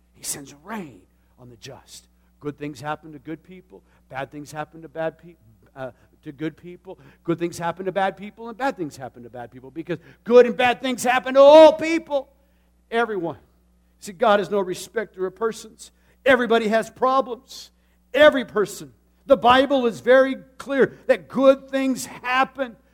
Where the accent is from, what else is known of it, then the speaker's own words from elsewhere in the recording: Tucson, Arizona, United States; moved away; I grew up in a city. I, I know the valley and I know the desert. As a matter of fact, Tucson is surrounded by mountains